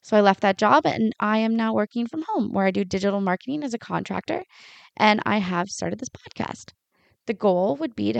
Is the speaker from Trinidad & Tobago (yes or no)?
no; Lion's Head, Ontario, Canada; also born or lived in Sauble Beach, Bruce County; I grew up in Lion's Head, about an hour north of where I live now